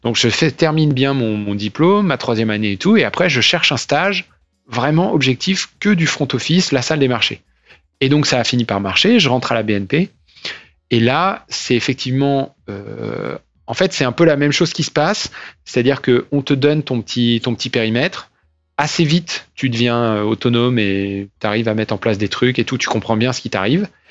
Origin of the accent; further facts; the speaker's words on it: Nantes, Pays de la Loire, France; moved away as an adult; also born or lived in Rennes / Paris / London / New York; je viens de Nantes, j'ai fait mes études euh, là-bas euh, et à Rennes. J'ai fait une prépa après le bac, j'ai fait un bac S, une prépa à Nantes